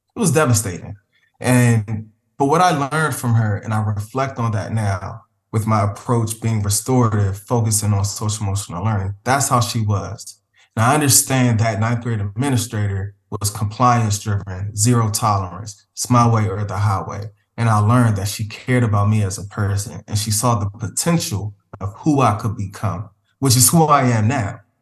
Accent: Prince George's County, Maryland, United States; Prince George's County Public Schools, which is located, uh, not too far from the nation's capital, but it's a predominantly Black county located in Maryland. And that's home for me. That's where I grew up

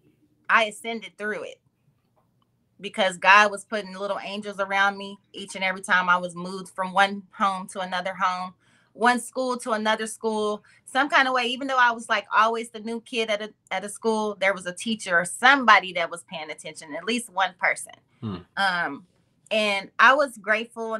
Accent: Oklahoma, United States; first language English; moved away as an adult; now in Bay Area, United States; I'm from a little town called Shakota, Oklahoma

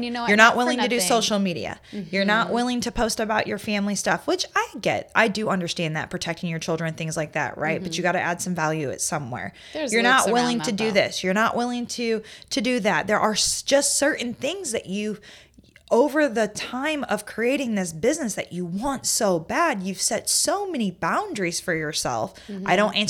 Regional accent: Indiana, United States; I came to South Carolina from Indiana, and Indiana, they are closed on Sundays.

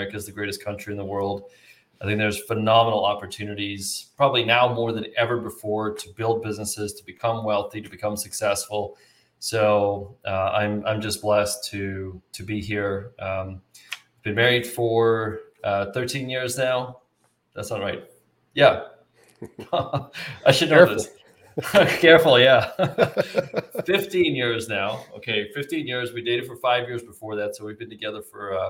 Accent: South Africa; now in United States; I was actually born and raised in South Africa

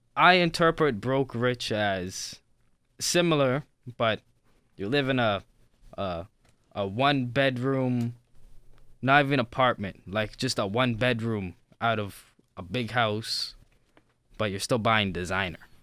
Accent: Toronto, Ontario, Canada; from Toronto.

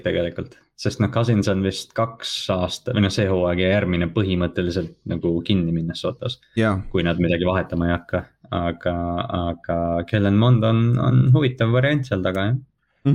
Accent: Kohila, Rapla County, Estonia; ma olen mingi kutt Kohilast

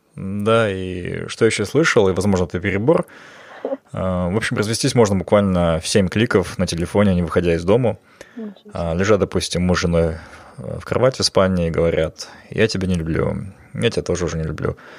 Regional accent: Almaty, Kazakhstan; я хоть и вырос в Алмате

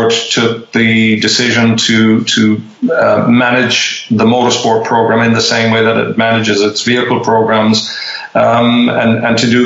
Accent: Ireland; moved away; my home country

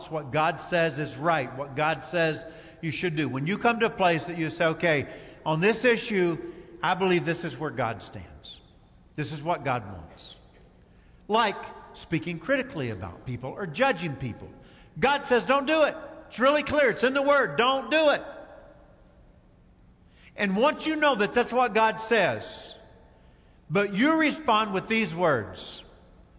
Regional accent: Kentucky, United States; I grew up in Kentucky

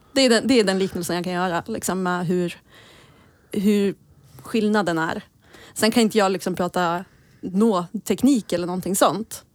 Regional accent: Gävle, Gävleborg County, Sweden; som Gävlebo

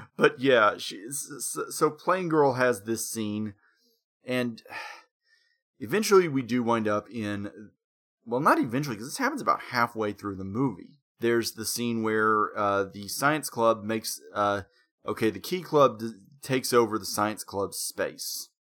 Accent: Conway, Arkansas, United States; Conway is at this point a main city.

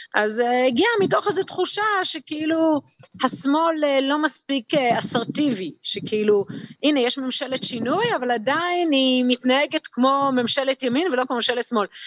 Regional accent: Jerusalem, Jerusalem District, Israel

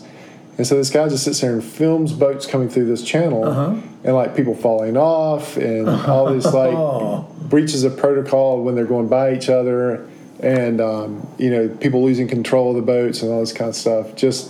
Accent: Cary, North Carolina, United States; I grew up in Cary, as we've determined.

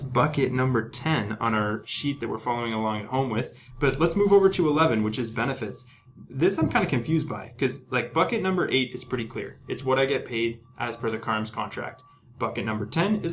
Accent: Ontario, Canada; moved away as an adult; now in British Columbia, Canada; If you've moved to British Columbia to do your residency, like I have, I'm originally from Ontario.

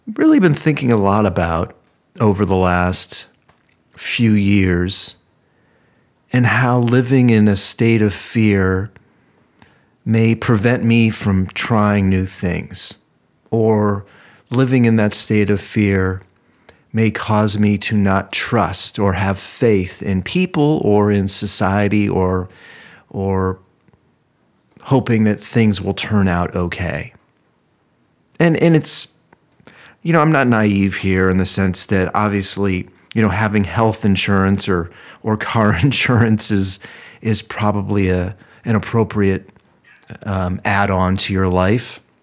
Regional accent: Ohio, United States; moved away; growing up in Ohio

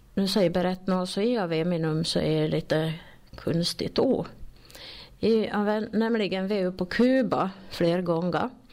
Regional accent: Sollerön, Dalarna County, Sweden; accent: Sollerö dialect; jag är från Soldis och jag pratar soldmål

